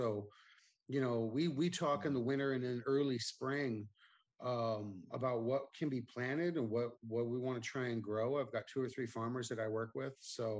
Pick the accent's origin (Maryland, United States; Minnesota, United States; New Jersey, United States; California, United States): California, United States; Vallejo; moved away as an adult; also born or lived in Oakland, California; now in Caldwell, United States; I'm a Bay Area resident. I grew up in Vallejo, California. Spent 20 years in Oakland.